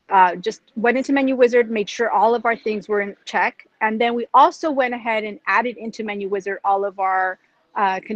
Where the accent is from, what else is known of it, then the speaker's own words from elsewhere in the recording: United States; this is where I grew up in the United States